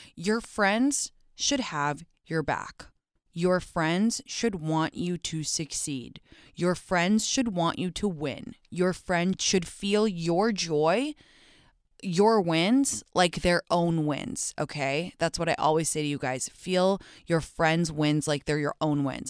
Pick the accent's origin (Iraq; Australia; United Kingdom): United Kingdom; London; moved away; I grew up in London, obviously, and in England